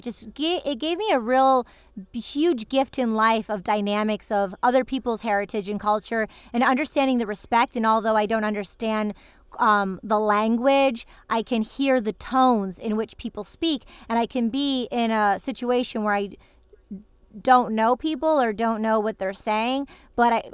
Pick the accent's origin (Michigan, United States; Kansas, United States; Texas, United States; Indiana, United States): Michigan, United States; moved away as an adult; also born or lived in Los Angeles / New York City; now in Los Angeles / New York City, United States; I'm visiting my family um, where I grew up in Michigan